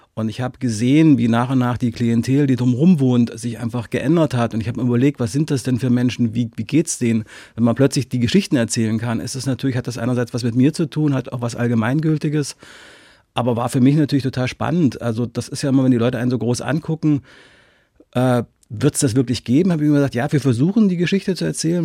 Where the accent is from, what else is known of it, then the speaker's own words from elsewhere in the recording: Halle, Saxony-Anhalt, Germany; moved away; ich komme ja aus Halle